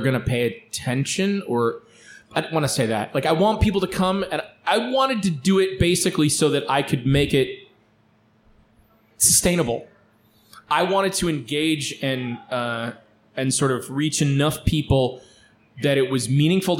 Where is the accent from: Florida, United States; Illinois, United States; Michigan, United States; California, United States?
Michigan, United States; Lansing; I grew up around Lansing, Michigan